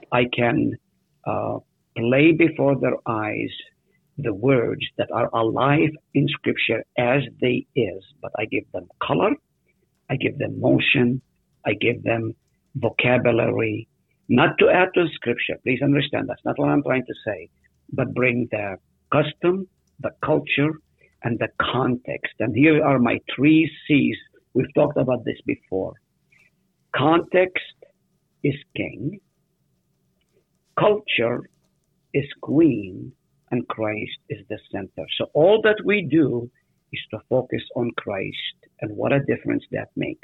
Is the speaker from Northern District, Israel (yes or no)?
yes; Nazareth, Northern District, Israel; now in United States; I was born in Nazareth